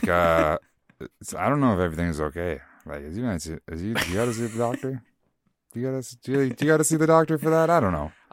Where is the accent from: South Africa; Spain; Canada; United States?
Canada; we're Canadian